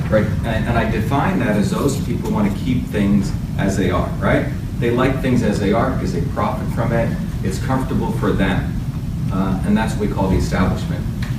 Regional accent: India; now in United States; You see, I came from India in a caste system. You won't find a lot of Indians like me in America.

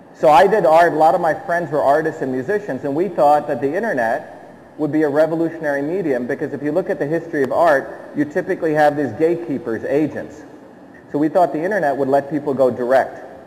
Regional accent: Mumbai, Maharashtra, India; now in United States; I grew up in the city of Bombay in Chembur. I was born there and I left.

